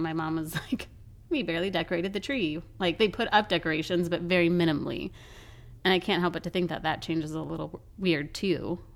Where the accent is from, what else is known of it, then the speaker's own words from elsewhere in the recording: Colorado, United States; now in Florida, United States; I grew up in Colorado.